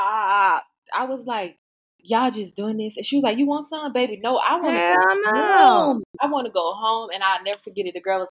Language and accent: English; the South, United States; I'm from the South.